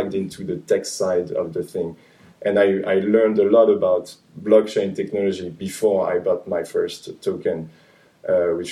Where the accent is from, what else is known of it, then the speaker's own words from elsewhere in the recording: western suburbs of Paris, Île-de-France, France; also born or lived in Angers; I grew up in the western suburbs of Paris